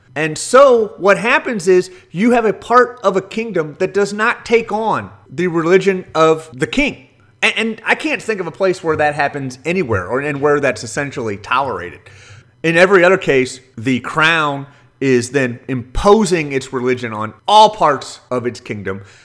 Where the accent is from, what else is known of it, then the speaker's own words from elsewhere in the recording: St. Louis, Missouri, United States; I grew up in Saint Louis